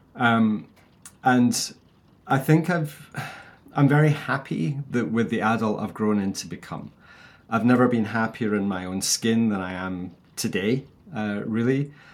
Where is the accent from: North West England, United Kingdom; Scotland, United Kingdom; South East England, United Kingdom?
Scotland, United Kingdom; I'm like a Scottish bald Barbie doll.